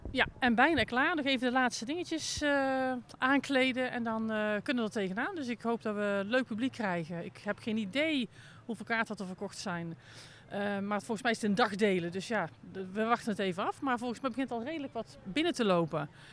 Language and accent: Dutch; North Brabant, Netherlands; Ik kom zelf uit Brabant